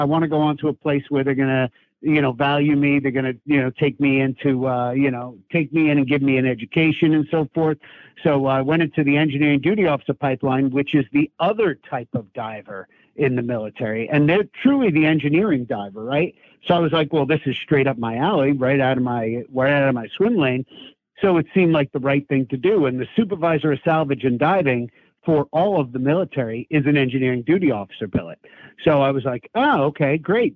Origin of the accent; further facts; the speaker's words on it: Long Island, New York, United States; growing up on Long Island, New York